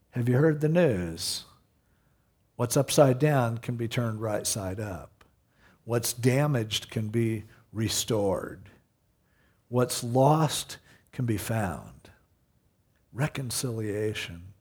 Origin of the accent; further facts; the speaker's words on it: Stanton, United States; Because I compare it to growing up in Stanton, you know.